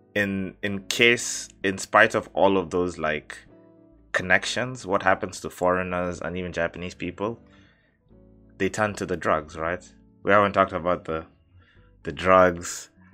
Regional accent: Mombasa, Mombasa County, Kenya; I've slept at like two or three in my neighborhood. Yeah. In Mombasa.

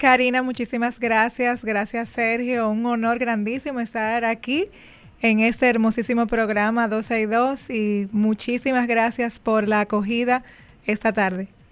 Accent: Dominican Republic; nos concierne a todos como dominicanos

